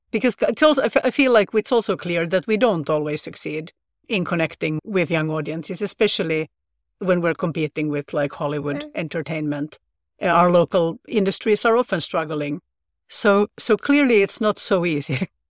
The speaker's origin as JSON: {"language": "English", "country": "Finland", "tie": "born or raised there", "first_language": "sv", "second_language": "English", "said": "I was thinking about what was available when I was growing up in Finland, and this would be in the 1980s. And I was also in the Swedish-speaking minority as well. I went to school in Swedish"}